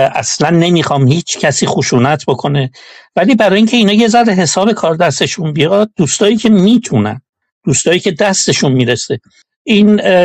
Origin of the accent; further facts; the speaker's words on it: Iran; moved away; دور از ایرانم